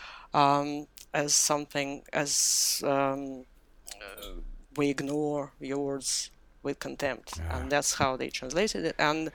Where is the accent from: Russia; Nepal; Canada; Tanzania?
Russia; Moscow; moved away as an adult; now in London, United Kingdom; I moved to London from Moscow, where I grew up and I was educated. That was about 20 years ago.